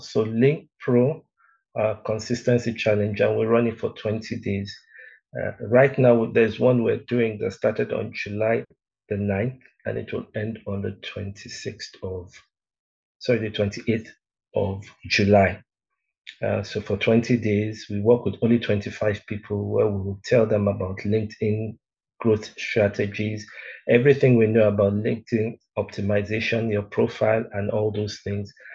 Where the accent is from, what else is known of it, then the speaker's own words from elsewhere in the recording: Lagos, Nigeria; also born or lived in Benin City, Edo State / Delta State; now in South Africa; my father used to work in Union Bank those days. They used to call it Barclays, Barclays Bank. I'm not so sure, but yeah. Uh, so they now transferred him from from Benin to Lagos.